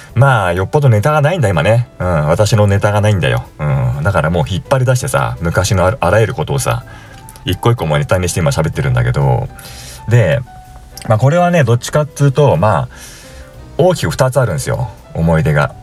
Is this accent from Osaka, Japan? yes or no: no; Tokyo, Japan; 私の地元でもあったその豊島区の大塚駅